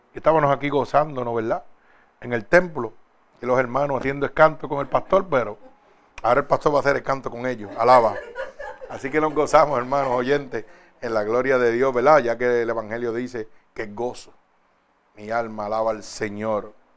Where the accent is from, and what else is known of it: Puerto Rico